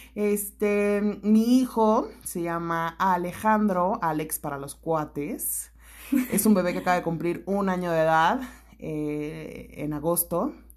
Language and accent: Spanish; Toluca, State of Mexico, Mexico; yo también crecí aquí en Toluca, o sea, parte de mi infancia